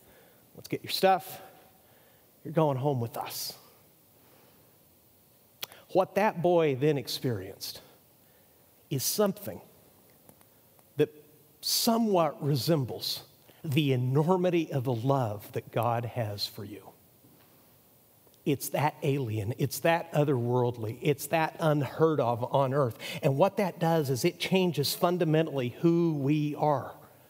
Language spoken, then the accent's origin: English; Mexico; Now, I grew up in Mexico. My younger son's a Mexican citizen, actually. He's a dual citizen, so I'm about as close to Mexico as a gringo can be.